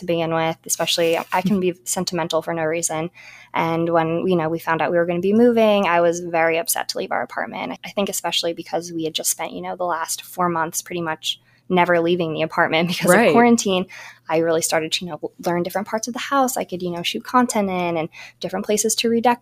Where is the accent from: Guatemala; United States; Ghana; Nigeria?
United States; New Jersey; moved away as an adult; also born or lived in Brooklyn, New York; I grew up in New Jersey